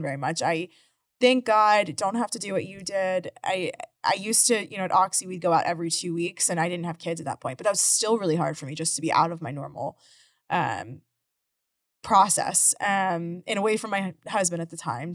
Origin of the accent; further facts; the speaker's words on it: Houston, Texas, United States; living in Houston my whole life